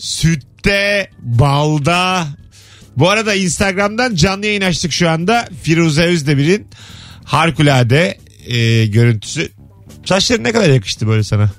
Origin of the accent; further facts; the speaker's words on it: Bursa, Turkey; Biz Bursalılar olarak